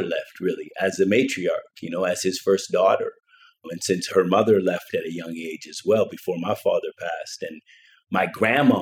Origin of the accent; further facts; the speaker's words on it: Canada; I grew up in Canada